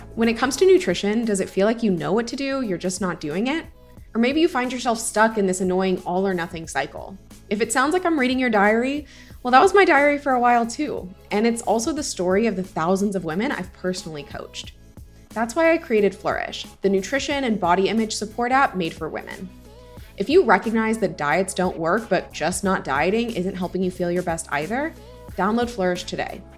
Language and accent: English; Houston, Texas, United States; my hometown in Houston